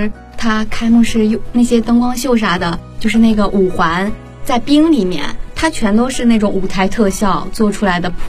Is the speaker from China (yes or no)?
yes; China; 作为我们每一个中国人